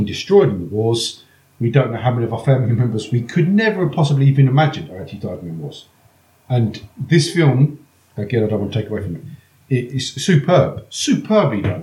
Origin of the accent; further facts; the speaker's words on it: England, United Kingdom; I'm fucking Irish, English